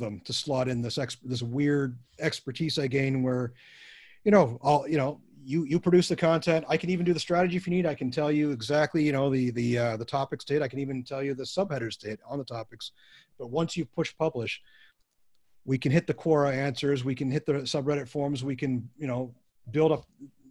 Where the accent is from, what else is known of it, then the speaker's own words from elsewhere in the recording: Canada; a Canadian working for a American